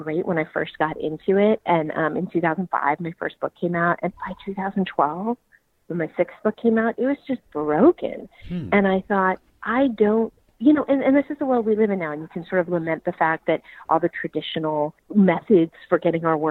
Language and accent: English; Marin County, California, United States; I'm from Marin County, which is up north